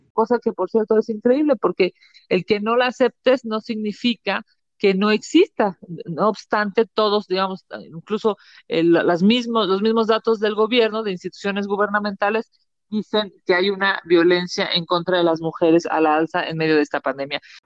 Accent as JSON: {"language": "Spanish", "country": "Mexico", "said": "como mexicanos"}